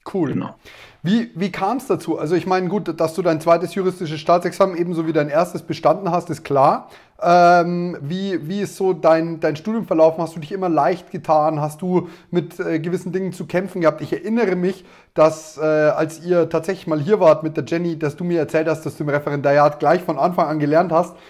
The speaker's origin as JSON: {"language": "German", "town": "Neumarkt in der Oberpfalz", "region": "Bavaria", "country": "Germany", "said": "Wir sind beide aus Neumarkt in der Oberpfalz"}